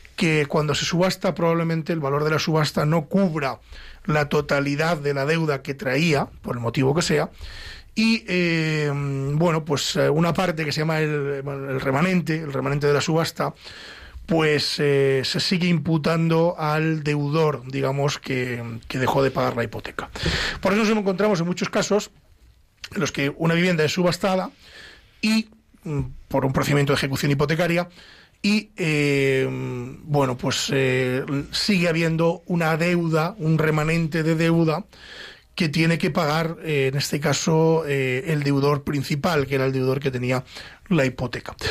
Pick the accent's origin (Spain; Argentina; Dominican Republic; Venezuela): Spain; Ávila, Castile and León; nos vamos a mi tierra, nos vamos hasta Ávila